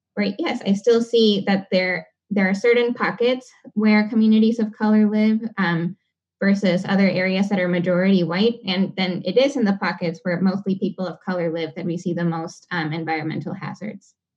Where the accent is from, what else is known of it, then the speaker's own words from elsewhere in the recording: Panama City, Panama; now in Seattle, United States; I come from Panama City. Um, it's capital of the country